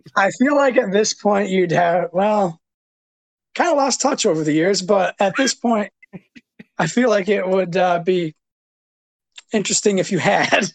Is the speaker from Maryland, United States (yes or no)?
no; Hillman, Michigan, United States; moved away; I grew up in Hillman, uh, hanging out with well you, Travis, and all those guys